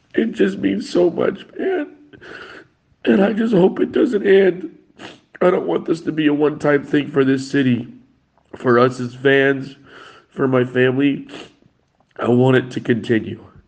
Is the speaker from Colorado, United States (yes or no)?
yes; Colorado, United States; moved away as an adult; also born or lived in Naples; I am originally from Colorado